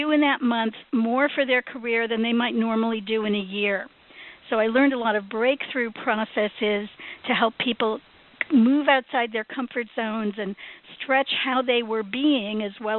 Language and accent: English; Chicago, Illinois, United States; moved away as an adult; now in Hollywood, United States; when I came out to Hollywood from Chicago in my early 20s, I ended up working in film production